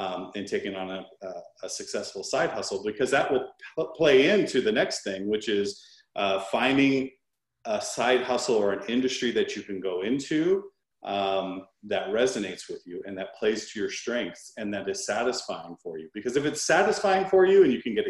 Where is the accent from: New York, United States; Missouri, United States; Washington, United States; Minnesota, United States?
Washington, United States; Seattle; My younger brother, we grew up in the Washington, Seattle area